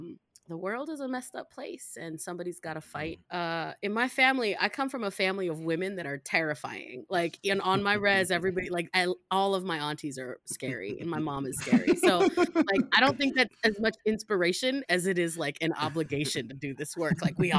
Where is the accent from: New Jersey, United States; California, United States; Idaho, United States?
Idaho, United States; Boise; also born or lived in Chicago / Singapore; I was raised in Boise, Chicago, Singapore, so I spent a good chunk of my life overseas.